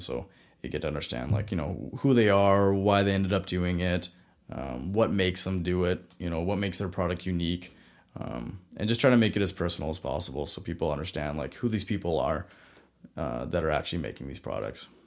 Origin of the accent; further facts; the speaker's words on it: Vanderhoof, British Columbia, Canada; also born or lived in Kelowna; my hometown, Vanderhoof